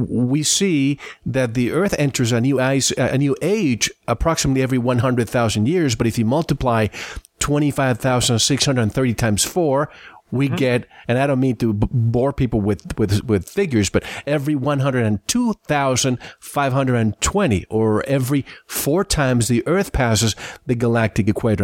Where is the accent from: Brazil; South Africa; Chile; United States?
Chile; Santiago, Santiago Metropolitan Region; I'm from Santiago